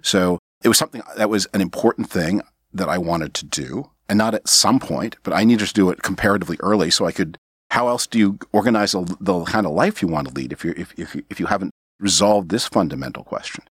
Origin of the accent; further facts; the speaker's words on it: Canada; now in United States; I was born on Canadian territory